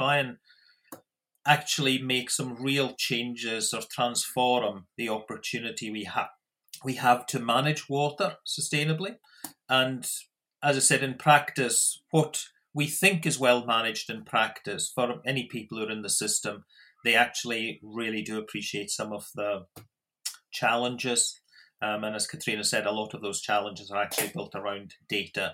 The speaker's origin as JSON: {"language": "English", "region": "Scotland", "country": "United Kingdom", "also_born_or_lived": "South Australia", "moved": "as an adult", "lives_now": "Australia", "said": "I am Australian citizen, but obviously originally from Scotland"}